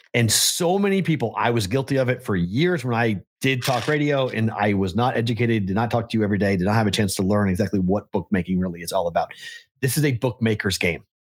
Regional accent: Massachusetts, United States; born or raised there; now in Las Vegas, United States

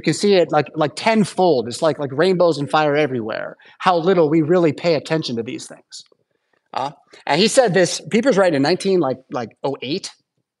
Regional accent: United States; as American English speakers

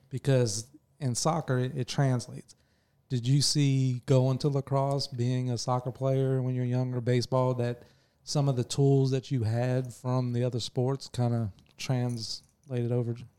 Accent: Bartow, Florida, United States; I grew up in Bartow in the nineties, early nineties

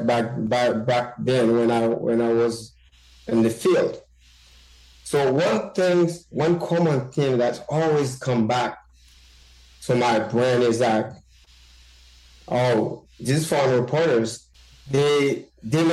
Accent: Bombardopolis, Nord-Ouest, Haiti; moved away as an adult; also born or lived in Port-au-Prince, Haiti; now in United States; I was born and raised in Haiti.

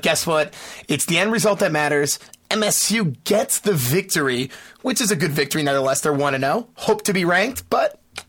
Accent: Key West, Florida, United States; My hometown. Hola.

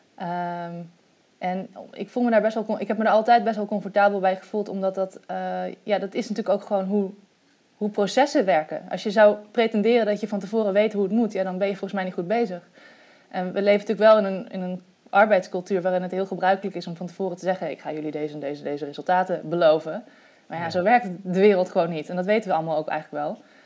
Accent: Netherlands; moved away as an adult; also born or lived in Egypt

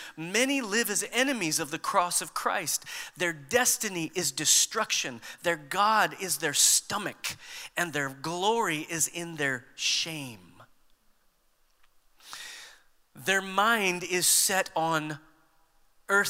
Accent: United States; We tend to think of ourselves as Americans

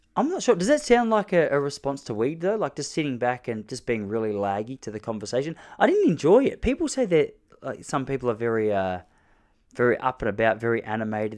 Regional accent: Australia; As an Australian bloke

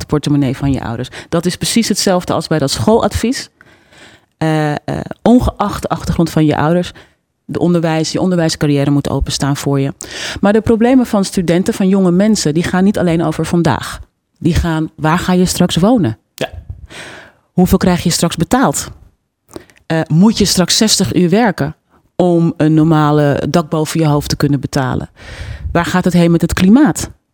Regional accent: Netherlands; als Nederlandse vrouw zou ik het gek vinden dat ik niet goed Nederlands spreek

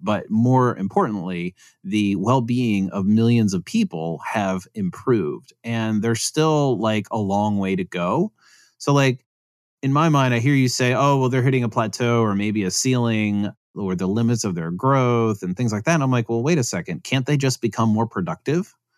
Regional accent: United States; as an American

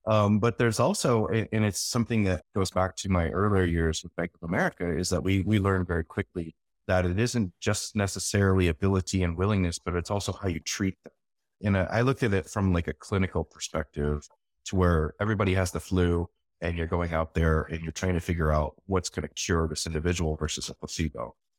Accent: Michigan, United States; I grew up in Southwest Michigan, basically.

